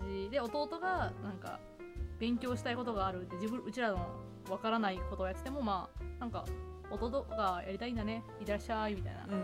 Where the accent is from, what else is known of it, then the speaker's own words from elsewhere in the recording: Chiba, Japan; also born or lived in Osaka; 私はそのちっちゃい頃から千葉県とかで育っていて、うん、若干大阪にいて千葉県